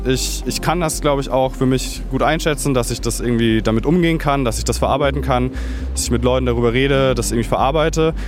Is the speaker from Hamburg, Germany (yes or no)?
no; Bavaria, Germany; now in Berlin, Germany; ich bin auch in Bayern aufgewachsen